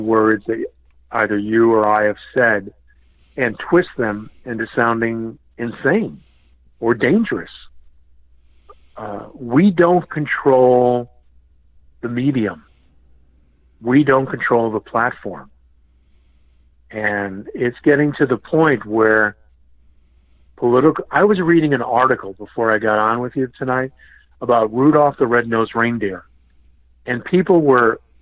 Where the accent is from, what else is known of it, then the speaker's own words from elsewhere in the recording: Connecticut, United States; also born or lived in Boston; I grew up in Connecticut, but I'm from Boston